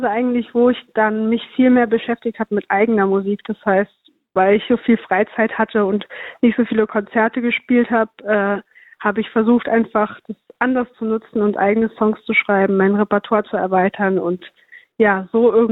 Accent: Saarbrücken, Saarland, Germany; Ich komme ja selber aus Saarbrücken und versuche immer mal wieder auch aus der Stadt rauszukommen, weil man hier irgendwann alles gesehen hat

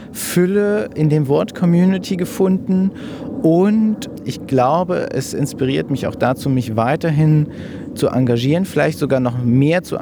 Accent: Marburg, Hesse, Germany; Ich bin …, Podologe und ich komme aus Marburg.

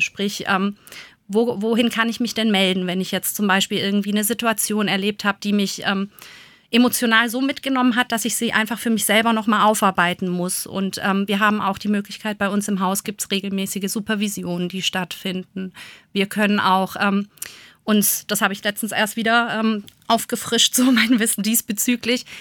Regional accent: Germany; bei uns in Deutschland

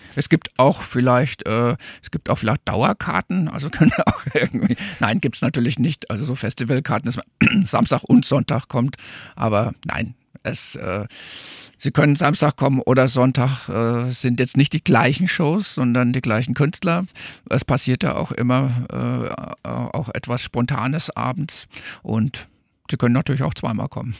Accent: Coburg, Bavaria, Germany; moved away; also born or lived in Darmstadt; aus meiner fränkischen Heimat. Also ich bin eigentlich Franke, komme aus Coburg

